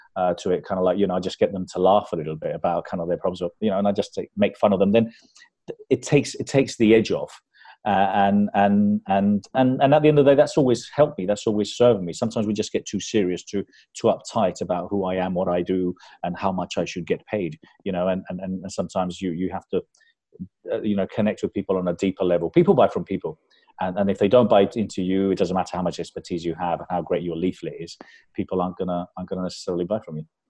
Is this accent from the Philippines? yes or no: no; Spain; also born or lived in London; I was brought up in London, and uh, but when we moved back to Spain, because we moved back there when I was nine